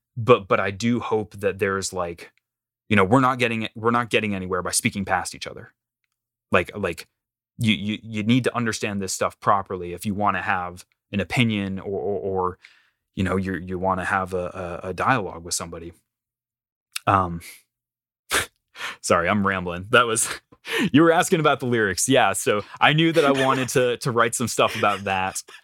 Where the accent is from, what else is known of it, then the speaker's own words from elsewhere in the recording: North Carolina, United States; moved away as an adult; also born or lived in Illinois; I am born and raised in down south, North Carolina